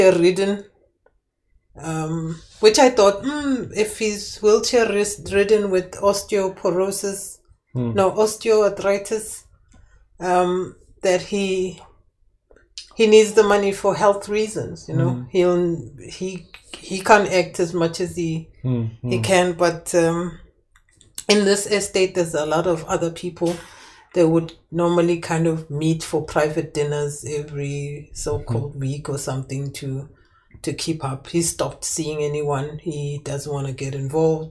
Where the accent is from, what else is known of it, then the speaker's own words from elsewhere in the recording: South Africa; as a South African living in South Africa